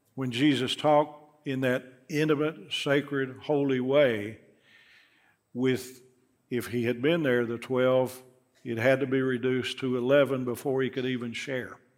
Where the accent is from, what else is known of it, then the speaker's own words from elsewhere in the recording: Knoxville, Tennessee, United States; I grew up here in Knoxville